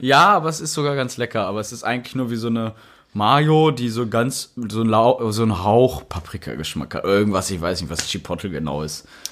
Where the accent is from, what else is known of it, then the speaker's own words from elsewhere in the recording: Rheda-Wiedenbrück, North Rhine-Westphalia, Germany; Bei uns in Reda Wiedenbrück